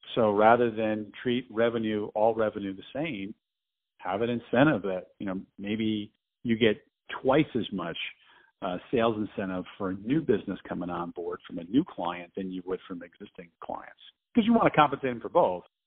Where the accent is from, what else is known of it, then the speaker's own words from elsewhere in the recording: New Jersey, United States; I grew up in New Jersey